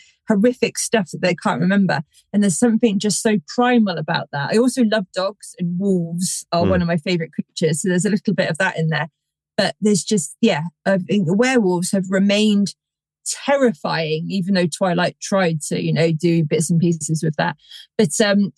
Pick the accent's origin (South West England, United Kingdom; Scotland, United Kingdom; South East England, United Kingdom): South West England, United Kingdom; Somerset; I grew up in Somerset, which is full of lore and legends and all of it